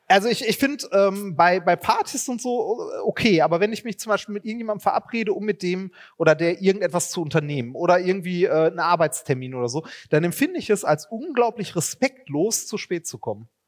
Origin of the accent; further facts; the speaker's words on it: Germany; wir sind Deutsche